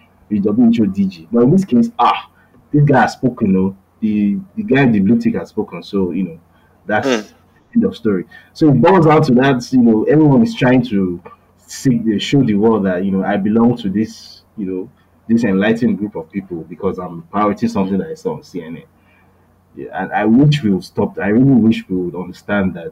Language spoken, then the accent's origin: English; Lagos, Nigeria; also born or lived in Bariga, Lagos; I was raised in Ogudejeri